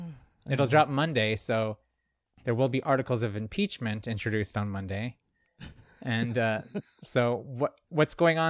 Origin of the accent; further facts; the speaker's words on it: the South, United States; accent: southern; Sometimes my Southern accent comes back.